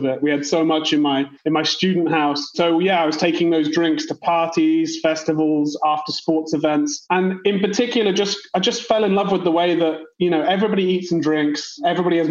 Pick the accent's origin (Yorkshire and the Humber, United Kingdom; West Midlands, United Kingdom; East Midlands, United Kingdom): West Midlands, United Kingdom; Worcester; moved away; also born or lived in London; I'm from a small town called Worcester in the Midlands in the UK. So I'm not from London, even though I did live there.